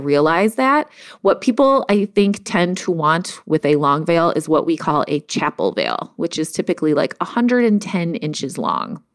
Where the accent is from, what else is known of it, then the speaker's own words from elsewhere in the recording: Cleveland, Ohio, United States; moved away as an adult; also born or lived in Chicago; I'm from Cleveland, but I moved to Chicago for a job